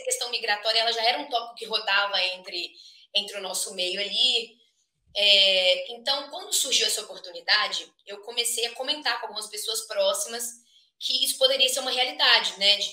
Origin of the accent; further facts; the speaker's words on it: Minas Gerais, Brazil; moved away as an adult; now in United States; sou natural de Minas Gerais, da terra do pão de queijo